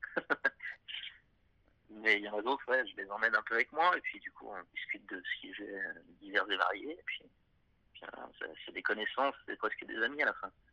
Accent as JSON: {"language": "French", "town": "Clermont-Ferrand", "region": "Auvergne-Rhône-Alpes", "country": "France", "said": "je suis un mec de Clermont-Ferrand"}